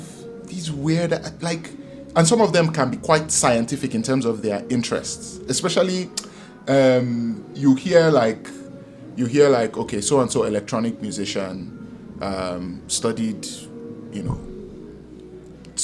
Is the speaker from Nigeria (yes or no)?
yes; Nigeria; moved away as an adult; also born or lived in United States; I've been coming from Nigeria where back then we're using dial-up